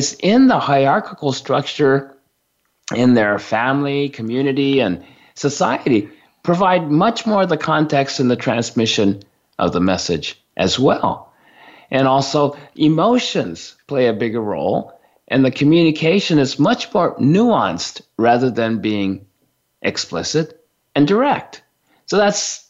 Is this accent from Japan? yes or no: yes; Japan; I was born and raised in Japan in a small family of four of us.